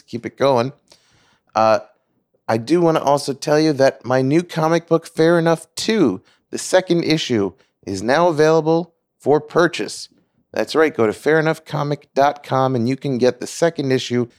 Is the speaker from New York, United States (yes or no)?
yes; Long Island, New York, United States; also born or lived in Queens; I moved from Queens to Long Island